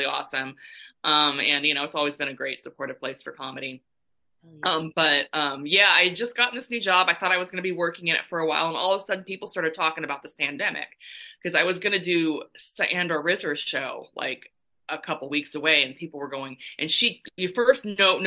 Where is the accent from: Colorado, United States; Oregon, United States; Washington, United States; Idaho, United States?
Oregon, United States; Milwaukie; moved away as an adult; also born or lived in Illinois / San Francisco Bay Area, California; now in Southern California, United States; my official hometown was Milwaukee, Oregon, home of Tonya Harding